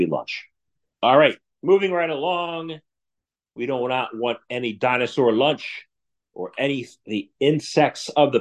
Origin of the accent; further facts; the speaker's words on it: United States; I grew up in America